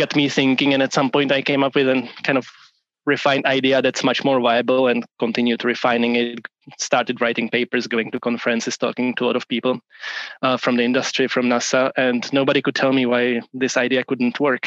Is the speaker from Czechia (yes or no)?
yes; Prague, Czechia; moved away as an adult; also born or lived in upstate New York, United States; now in Portland, United States; I'm originally from Prague, from Czech Republic, even though I now live on the west coast of the US in Portland